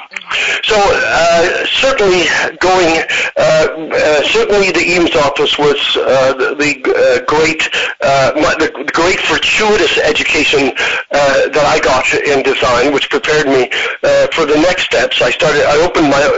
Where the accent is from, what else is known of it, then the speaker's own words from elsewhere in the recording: near the Arctic Circle in Sweden, northern Sweden, Sweden; also born or lived in Los Angeles, United States / Milan, Italy; now in New York, United States; I was brought up near the Arctic Circle in Sweden.